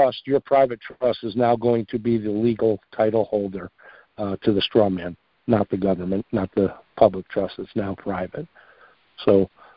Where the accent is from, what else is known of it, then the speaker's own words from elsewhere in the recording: Long Island, New York, United States; moved away; also born or lived in Mineola, New York / Massapequa, New York / Ronkonkoma, New York; I grew up in New York. That's where I'm from originally as well. I grew up on